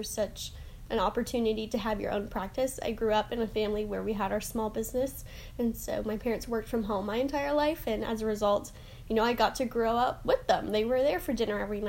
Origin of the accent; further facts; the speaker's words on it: Orlando, Florida, United States; I'm from Orlando, Florida.